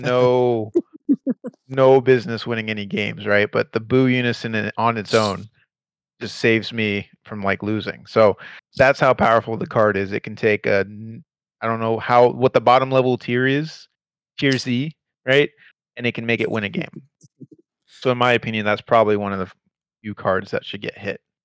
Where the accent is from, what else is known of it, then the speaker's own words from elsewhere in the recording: Houston, Texas, United States; We are from Houston, Texas.